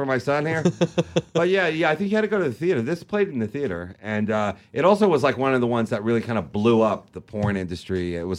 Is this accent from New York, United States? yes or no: yes; New York, United States; And, you know, we're both from Long Island.